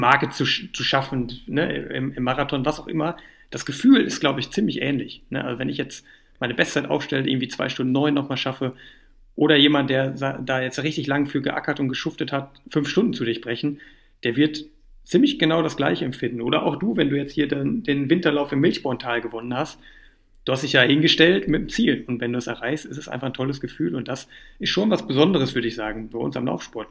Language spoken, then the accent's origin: German; Düsseldorf, North Rhine-Westphalia, Germany; now in Cologne, Germany; Geburtsstadt, ne, in Düsseldorf